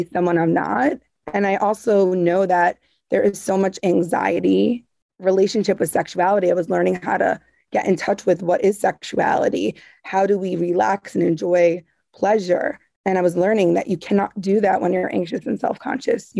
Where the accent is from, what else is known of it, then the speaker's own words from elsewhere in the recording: Long Island, New York, United States; when I was young, growing up in Long Island